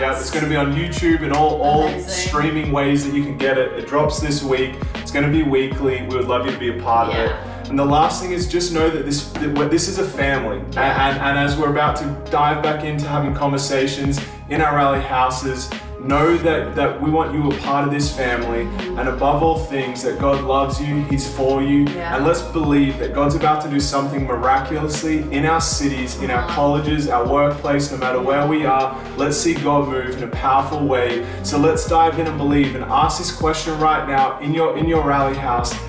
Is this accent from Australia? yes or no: yes; Australia; moved away as an adult; now in Anderson, United States; We're from Australia